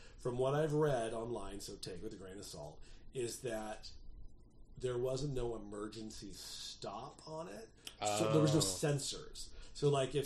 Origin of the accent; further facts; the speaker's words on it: Southern California, United States; growing up in Southern California